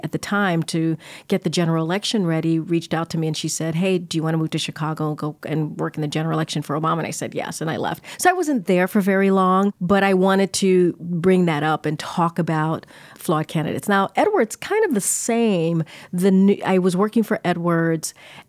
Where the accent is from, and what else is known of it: Martinique; born there